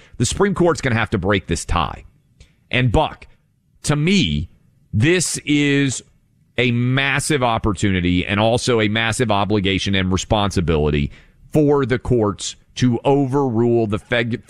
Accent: Tennessee, United States; My home state of Tennessee, where I am licensed to practice law, Sixth Circuit.

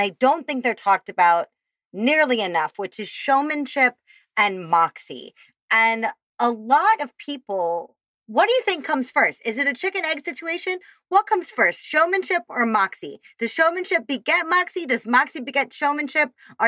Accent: Chicago, Illinois, United States; accent: Midwestern Chicago; There's my Midwestern Chicago accent just came out too. Fabulous. This fabulous place in Chicago.

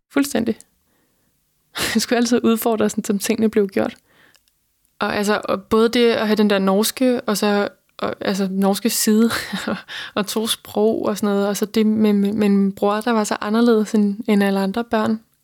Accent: between Holbæk and Roskilde, Zealand, Denmark; jeg voksede op på Midtjylland, mellem Holbæk og Roskilde

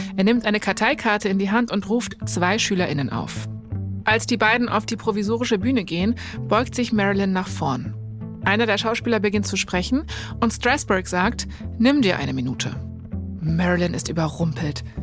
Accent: Berlin, Germany; ich komme ja aus Berlin, also ähm, ich bin in dem Sinne eigentlich ein Dorfkind

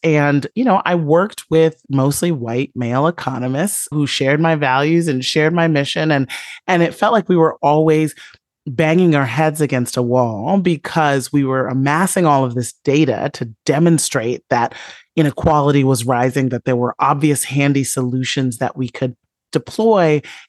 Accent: Chicago, Illinois, United States; that I saw all around me growing up in the South Side of Chicago during the kind of rolling thunder of the inequality era under Ronald Reagan.

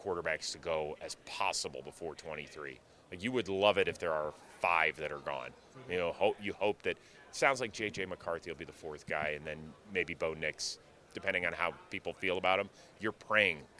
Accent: Cleveland, Ohio, United States; I'm from Cleveland, Ohio

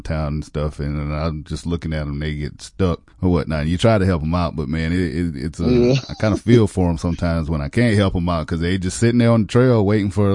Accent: South Carolina, United States; I grew up in the country. I grew up in South Carolina.

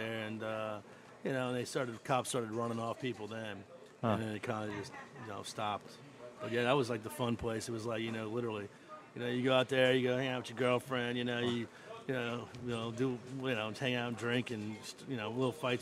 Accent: Metairie, Louisiana, United States; I'm from Metairie

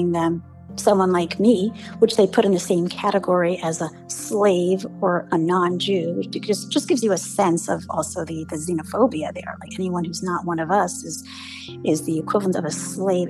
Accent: New York City, New York, United States; first language English; grew up in the 80s and 90s in Brooklyn

